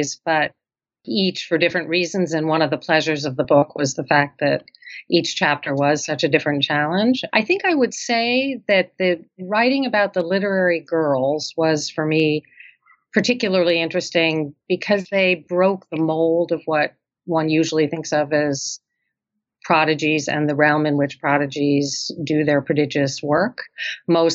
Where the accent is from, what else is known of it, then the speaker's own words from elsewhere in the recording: New York City, New York, United States; my hometown of Brooklyn